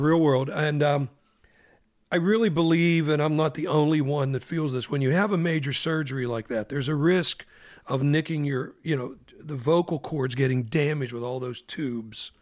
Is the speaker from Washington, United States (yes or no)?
no; Pittsburgh, Pennsylvania, United States; growing up in Pittsburgh with the Stanley Theater